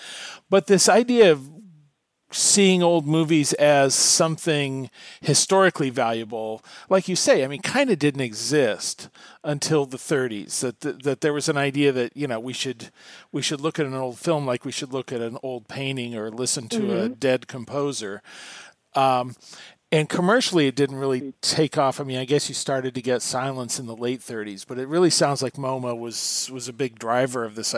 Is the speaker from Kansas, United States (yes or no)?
yes; Wichita, Kansas, United States; now in Chicago, United States; I grew up in Wichita, Kansas